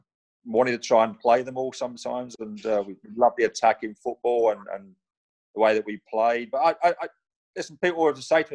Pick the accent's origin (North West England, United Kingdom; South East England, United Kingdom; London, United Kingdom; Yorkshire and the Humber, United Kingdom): London, United Kingdom; accent: Cockney; moved away as an adult; also born or lived in Newcastle; I'm a Cockney